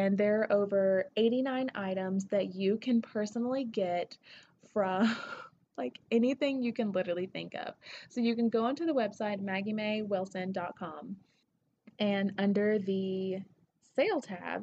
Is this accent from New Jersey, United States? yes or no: no; Tennessee, United States; accent: southern; now in Denver, United States; I'm from Tennessee